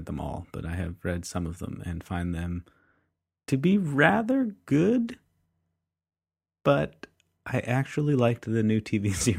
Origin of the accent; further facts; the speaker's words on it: Canada; I'm Canadian.